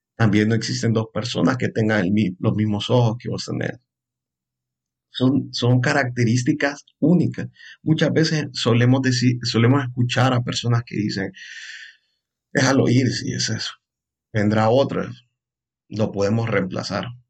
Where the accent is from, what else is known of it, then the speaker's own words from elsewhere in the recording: Honduras; soy un psicólogo hondureño